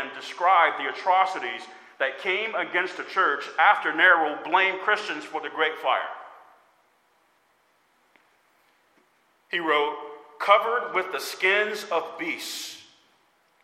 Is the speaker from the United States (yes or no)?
yes; United States; As American believers